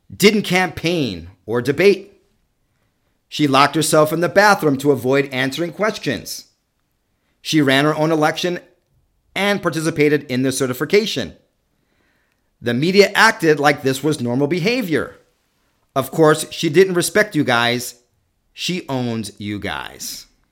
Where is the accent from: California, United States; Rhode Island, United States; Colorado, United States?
California, United States; also born or lived in New York; I was born in New York and lived there the half, first half of my childhood. than the last half of my childhood in California